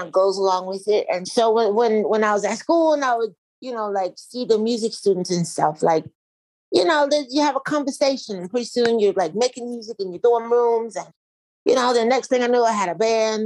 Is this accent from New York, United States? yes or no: no; Canton, Ohio, United States; now in Los Angeles, United States; I grew up in Canton, Ohio